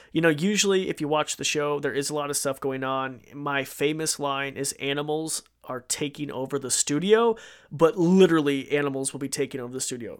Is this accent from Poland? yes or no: no; Idaho, United States; I'm from Idaho